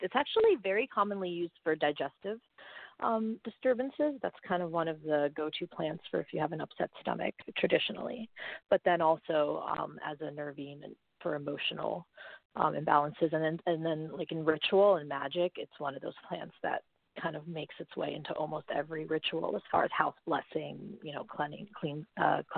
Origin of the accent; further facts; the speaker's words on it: New Jersey, United States; also born or lived in Ukraine; I grew up in New Jersey